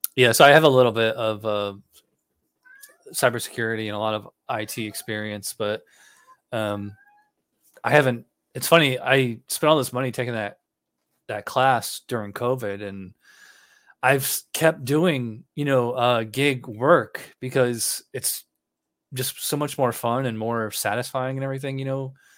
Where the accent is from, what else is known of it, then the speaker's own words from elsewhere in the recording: Schenectady, New York, United States; moved away; I'm from Schenectady